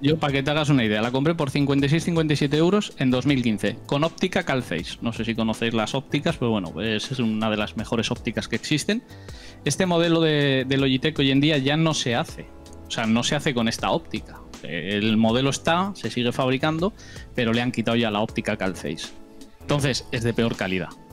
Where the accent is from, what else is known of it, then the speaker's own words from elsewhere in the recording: Basque Country, Spain; soy del norte de España, eh, País Vasco concretamente, lo notaréis por el acento